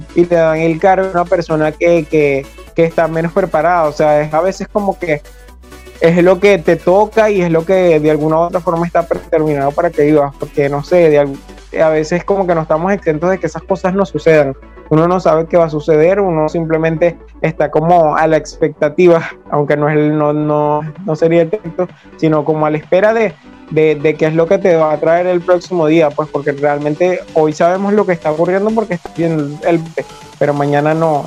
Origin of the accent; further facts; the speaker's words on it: Venezuela; de acá de, nuestro país